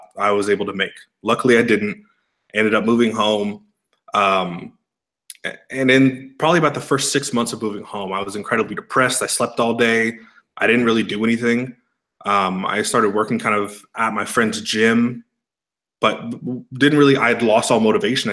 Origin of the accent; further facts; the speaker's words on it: east of San Francisco, Bay Area, Northern California, United States; moved away as an adult; now in Scottsdale, United States; Grew up about 25, 30 miles east of San Francisco in the Bay